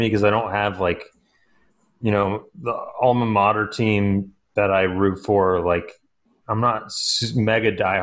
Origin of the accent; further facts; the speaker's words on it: Northern Georgia, United States; I'm from Northern Georgia